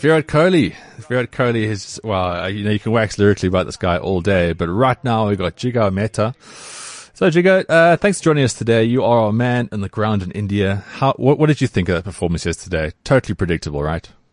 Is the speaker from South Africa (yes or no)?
yes; South Africa; I support the Proteas, I'm a South African